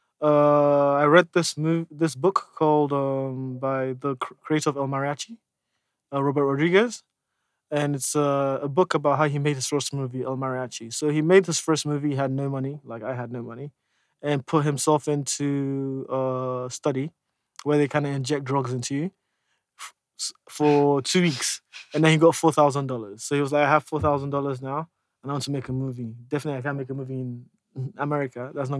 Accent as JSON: {"language": "English", "country": "Nigeria", "said": "I'll always be a Nollywood filmmaker because I am Nigerian and I will be making movies in Nigeria"}